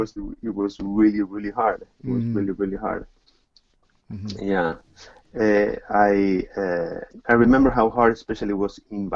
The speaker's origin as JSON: {"language": "English", "region": "Buenos Aires", "country": "Argentina", "tie": "born or raised there", "said": "I'm Argentine, and yes, I grew up in Argentina"}